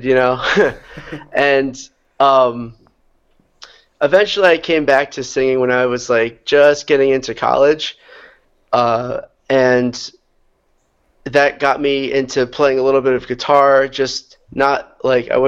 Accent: New York, United States; So I am originally from New York. That's where I grew up. A little bit upstate of the city, but I'm still kind of low in the – still in the southern area

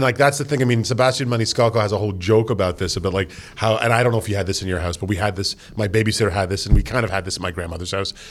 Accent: Canada; We are from Canada

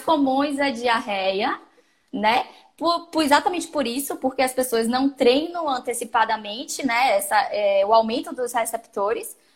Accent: Salvador, Bahia, Brazil; eu sou de Salvador, sou nutricionista já há algum tempinho

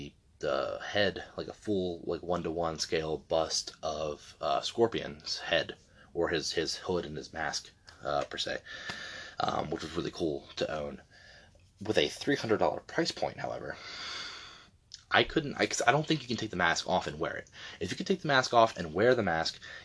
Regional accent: Delaware, United States; moved away; where I'm from. Not at the moment, but born and raised in Delaware

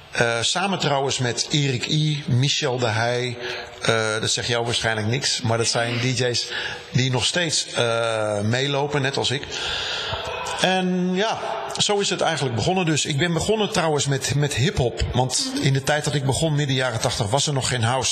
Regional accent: Rhenen, Utrecht, Netherlands; ik kom uit de buurt van uh, Veenendaal. Ik ben geboren in Renen. Daar ben ik opgegroeid.

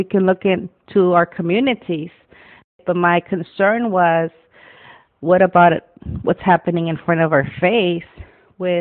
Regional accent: Wilmington, California, United States; I grew up in Wilmington, California, went to Banning High.

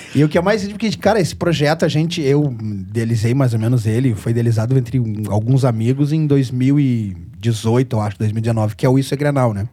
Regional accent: Porto Alegre, Rio Grande do Sul, Brazil; eu moro no, no Menino Deus, eu moro a a três quadras do antigo Olímpico. Então me criei ali na volta do Grêmio

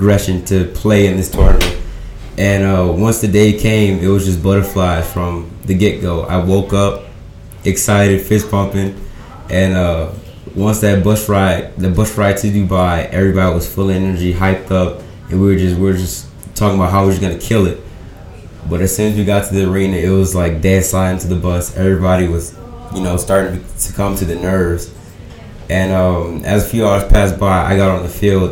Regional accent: United States; my home country, USA

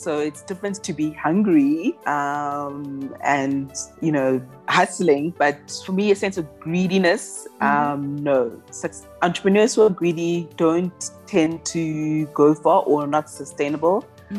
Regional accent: Eastern Cape, South Africa; also born or lived in Ghana; now in Johannesburg, South Africa; I'm an entrepreneur. I identify as being Ghanaian South African. Mm-hmm. I was born in Ghana, but I've lived in South Africa since I was 2 years old.

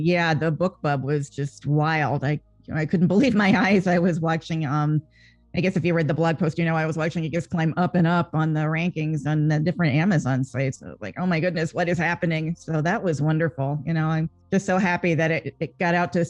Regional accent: Maryland, United States; I grew up mostly in Maryland

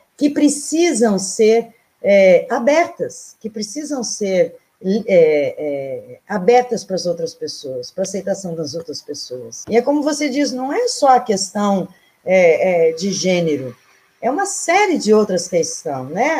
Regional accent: Canguçu, Rio Grande do Sul, Brazil; do lugarzinho onde eu nasci, que é a Cochilha dos Campos

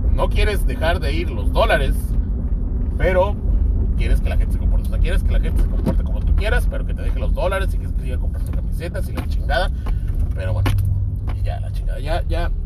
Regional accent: Mexico

